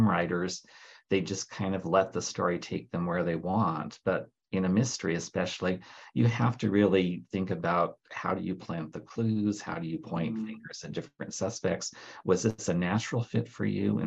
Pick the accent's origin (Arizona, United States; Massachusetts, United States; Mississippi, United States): Arizona, United States; I'm from Arizona, where we're practically flat in most of the state